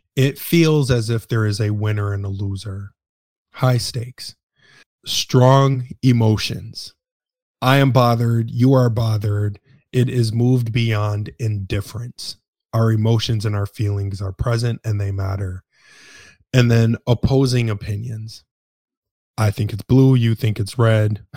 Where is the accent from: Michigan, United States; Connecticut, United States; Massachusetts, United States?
Michigan, United States; Detroit; moved away; I am originally from Detroit, Michigan